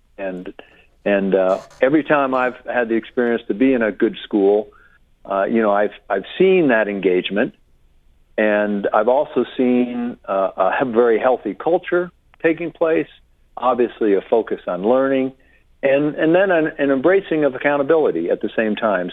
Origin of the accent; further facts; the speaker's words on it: Westport, Connecticut, United States; moved away as an adult; I grew up in Westport